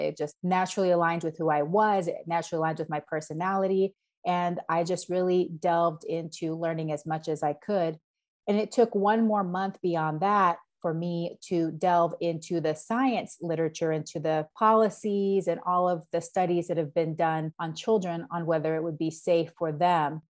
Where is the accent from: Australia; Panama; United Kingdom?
Panama; now in Yakima, United States; growing up in Panama as well is that my family in Panama are dairy farmers